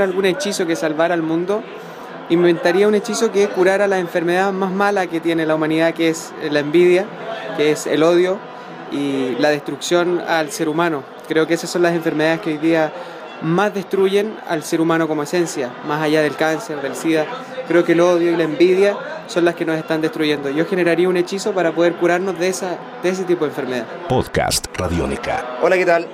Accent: Mexico; soy de México

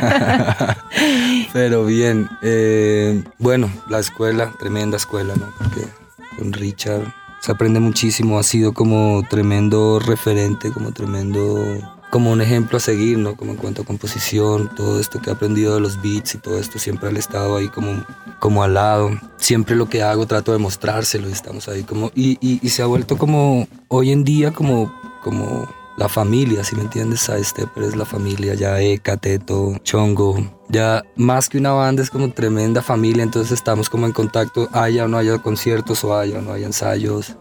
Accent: Riohacha, La Guajira, Colombia; now in Bogotá, Colombia; vengo de ribacha de La Guajira. Llegué aquí en el 92, en el año 92, llevo un buen tiempo en Bogotá.

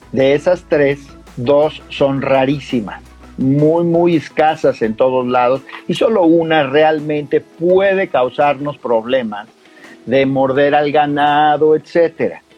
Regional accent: Mexico; yo como mexicano

